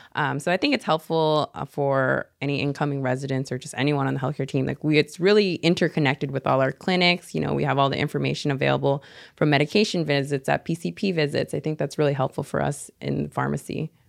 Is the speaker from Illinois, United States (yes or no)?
no; Seattle, Washington, United States; moved away as an adult; now in San Jose, United States; being from Seattle, you know, we're a little bit more tight for space